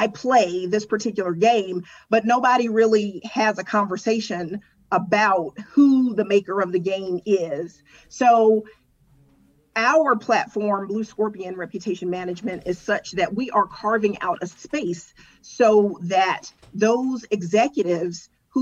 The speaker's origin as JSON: {"language": "English", "town": "Atlanta", "region": "Georgia", "country": "United States", "said": "I'm an urban girl. I'm from Atlanta. I'm from downtown Atlanta."}